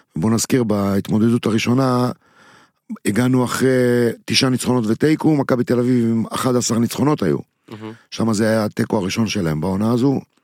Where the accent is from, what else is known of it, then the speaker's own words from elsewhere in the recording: Netanya, Central District, Israel; בעיר שאני גדלתי בה בנתניה